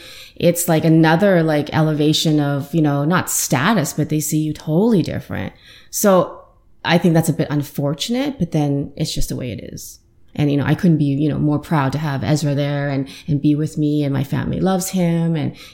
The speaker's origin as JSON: {"language": "English", "town": "Saskatoon", "region": "Saskatchewan", "country": "Canada", "tie": "born or raised there", "also_born_or_lived": "Guangzhou, China / Ottawa, Canada", "moved": "as an adult", "lives_now": "Toronto, Canada", "said": "I was born in China, mainland China. Then I moved to Saskatoon. So that's where I'm from. My parents are from Saskatchewan."}